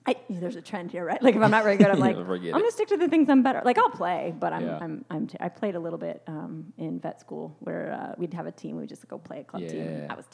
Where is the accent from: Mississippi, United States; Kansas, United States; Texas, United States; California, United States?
California, United States; Southern; I grew up in Southern California